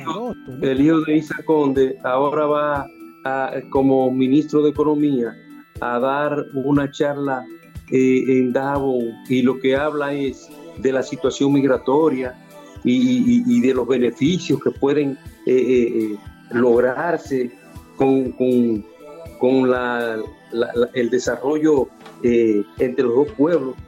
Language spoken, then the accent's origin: Spanish; Dajabón, Dominican Republic; moved away; Yo me voy a ir con mi familia otra vez para donde yo nací, para donde yo me crié